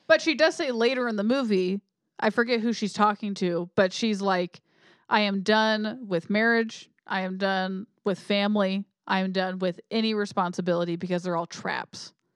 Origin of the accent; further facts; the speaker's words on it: United States; I'm American.